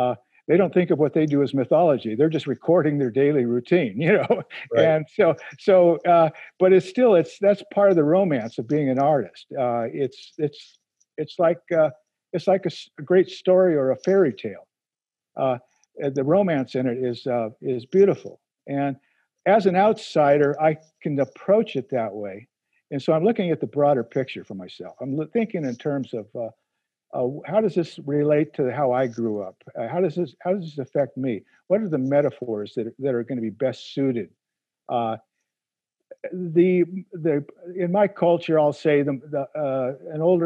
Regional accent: United States; Being an American

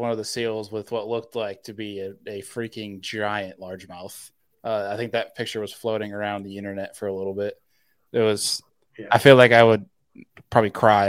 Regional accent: New York, United States; Being that I'm from New York

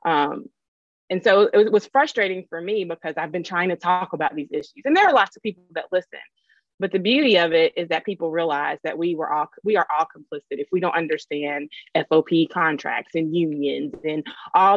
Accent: Louisville, Kentucky, United States; I'm from Louisville. And I haven't always lived here, but I'm from here

